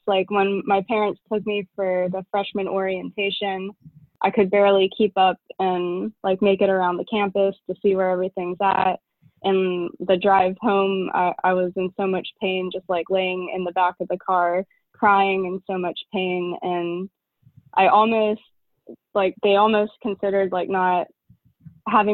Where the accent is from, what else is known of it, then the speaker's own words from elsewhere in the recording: Memphis, Tennessee, United States; moved away as an adult; also born or lived in Chattanooga, Tennessee; now in St. Petersburg, United States; I'm originally from Memphis, Tennessee, and I went to college in Chattanooga, Tennessee.